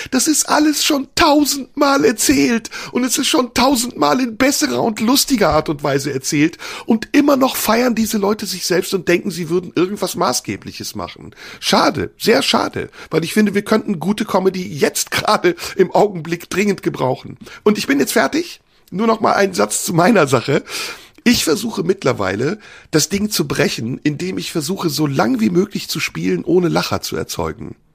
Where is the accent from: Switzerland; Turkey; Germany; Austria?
Turkey; Wenn ich als Türke anfange, über deutsche Themen zu sprechen